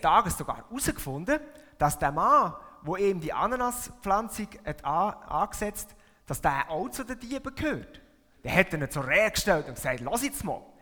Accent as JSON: {"language": "German", "country": "Switzerland", "tie": "born or raised there", "moved": "as an adult", "lives_now": "Buttisholz, Switzerland", "said": "aufgewachsen bin ich da, in dieser Region, und das da ist meine Heimatgemeinde. Ich habe meine ganze Kind- und Jugendzeit da verbracht"}